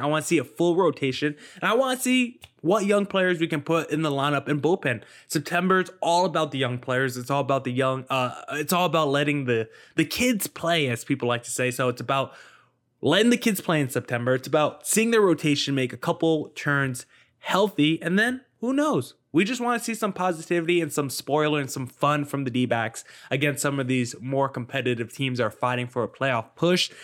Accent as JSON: {"language": "English", "region": "New Jersey", "country": "United States", "tie": "born or raised there", "said": "I grew up in New Jersey"}